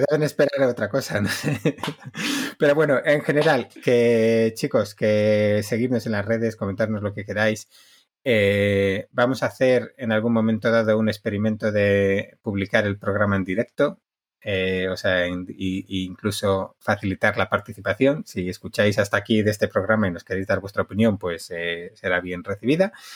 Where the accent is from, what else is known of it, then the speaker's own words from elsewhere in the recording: Basque Country, Spain; soy vasco